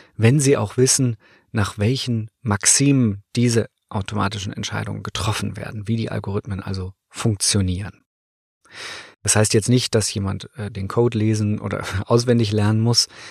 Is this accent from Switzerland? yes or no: no; Northern Germany, Germany; Ich komme ja aus Norddeutschland